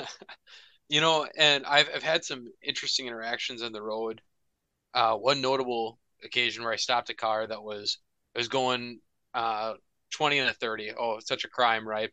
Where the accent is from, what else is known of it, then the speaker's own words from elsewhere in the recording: Minnesota, United States; hockey in Minnesota growing up